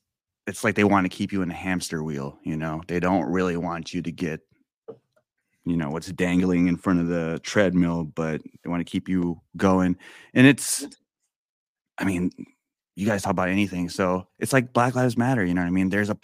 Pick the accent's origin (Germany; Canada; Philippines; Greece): Philippines; I'm Filipino, and I don't know if you are familiar with any Filipinos in your circle or your community or in your audience